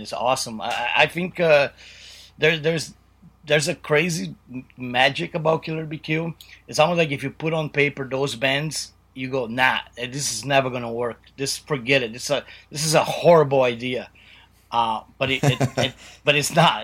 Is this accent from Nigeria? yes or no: no; Brazil; one of our punk rock idols growing up in Brazil